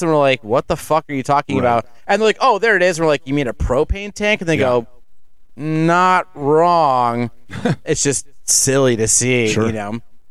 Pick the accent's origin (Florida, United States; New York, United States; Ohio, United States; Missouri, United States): Ohio, United States; Cleveland; And we're like, oh, Cleveland, Ohio.